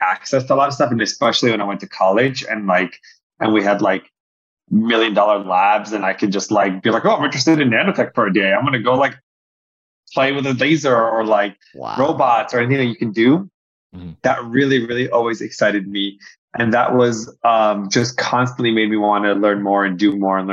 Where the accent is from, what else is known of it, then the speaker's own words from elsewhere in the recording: Egypt; now in United States; I grew up in Egypt